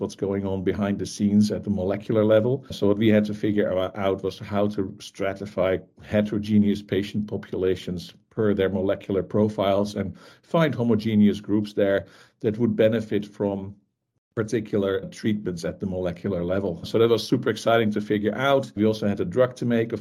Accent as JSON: {"language": "English", "country": "Netherlands", "tie": "born or raised there", "said": "I grew up in the Netherlands, as I'm sure is very obvious"}